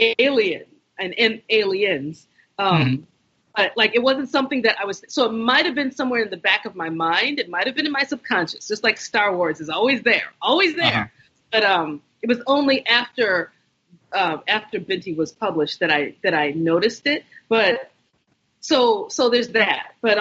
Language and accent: English; United States; I'm Nigerian, I'm American, I'm neither, I'm both.